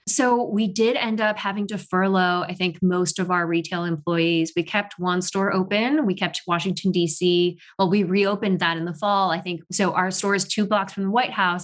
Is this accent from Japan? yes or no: yes; Tokyo, Japan; also born or lived in Paris, France; now in New York, United States; I was not born in Tokyo, but raised in Tokyo